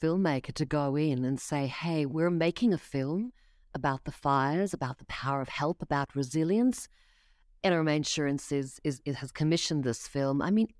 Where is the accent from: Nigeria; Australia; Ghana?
Australia; I know nothing about baseball, Jesse. Come on, I'm from Australia. Throw me a cricket question. Throw me an AFL question.